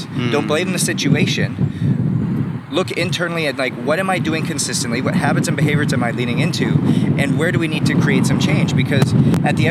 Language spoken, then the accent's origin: English; Canada; as like a young kid growing up in Canada